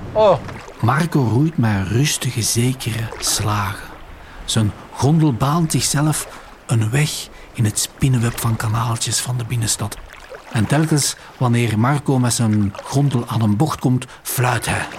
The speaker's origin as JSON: {"language": "Dutch", "region": "Flanders", "country": "Belgium", "said": "Als Vlaming"}